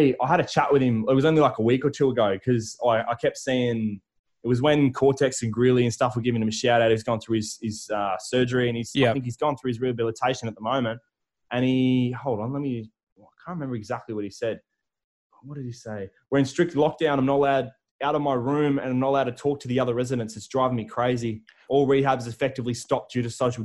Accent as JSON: {"language": "English", "town": "Darwin", "region": "Northern Territory", "country": "Australia", "said": "I'm a dude from Darwin."}